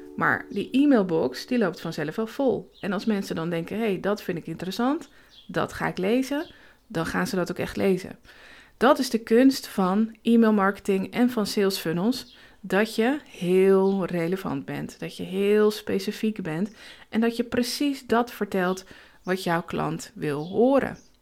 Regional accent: Zaanstreek, North Holland, Netherlands; moved away as an adult; now in Emmen, Netherlands; ik kom uit de Zaanstreek, daar ben ik geboren en getogen

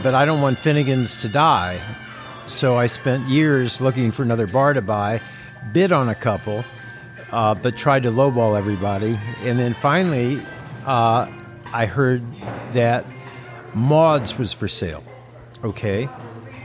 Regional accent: St. Louis, Missouri, United States; now in San Francisco, United States; I'm from St. Louis. I moved here in 1969

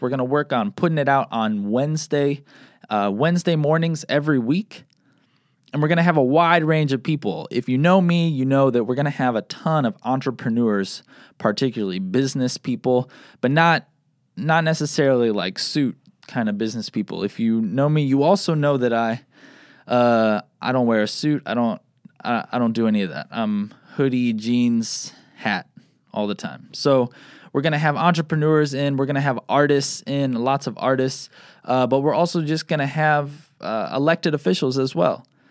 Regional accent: South Bend, Indiana, United States; also born or lived in Bloomington, Indiana; I grew up here in South Bend and moved back when I graduated college

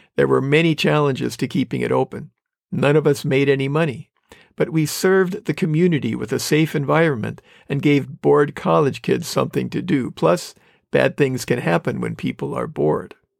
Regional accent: Manitowoc, Wisconsin, United States; moved away as an adult; When I came back to my hometown in Manitowoc, Wisconsin, after my first year of college

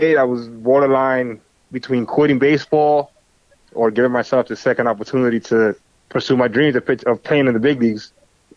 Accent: Brooklyn, New York, United States; I grew up in Brooklyn

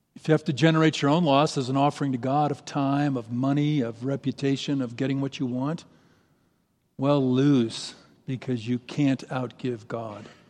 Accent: St. Louis, Missouri, United States; moved away as an adult; now in Boise, United States; I grew up in Saint Louis. I lived in Saint Louis for thirty years

